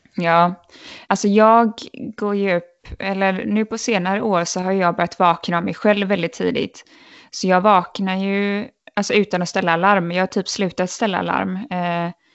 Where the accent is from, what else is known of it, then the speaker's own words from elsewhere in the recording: Sweden; moved away as an adult; min lillebror var väldigt sjuk hemma i Sverige